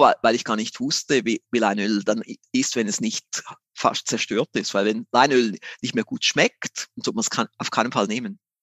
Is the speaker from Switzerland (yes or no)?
yes; Switzerland; ich bin ein Schweizer, wie man mhm. so hört